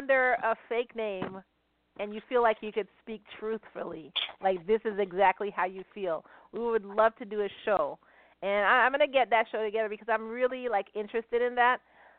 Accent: Argentina; you know, I'm from Argentina. You know, my mother's from Argentina. So, you know, I do have the Argentinian flag, but I do have the Japanese flag.

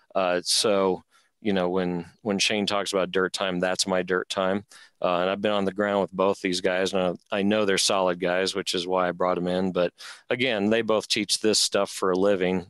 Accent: Rocky Mountains, United States; I'm from the Rocky Mountains.

